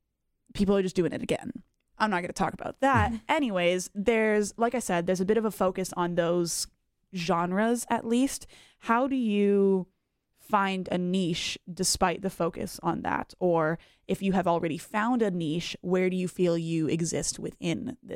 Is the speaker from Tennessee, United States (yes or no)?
no; Charlotte, North Carolina, United States; now in Raleigh, United States; I grew up in Charlotte, so I cut my teeth in the scene over there